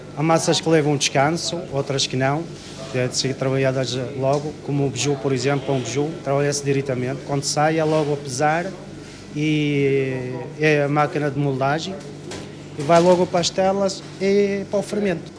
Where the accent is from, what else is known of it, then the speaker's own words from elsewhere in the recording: Ouarzazate, Drâa-Tafilalet, Morocco; Portuguese is a second language; moved away as an adult; now in Vila Nova de Gaia, Portugal; Eu sou de Marrocos, naturalidade de Marrocos.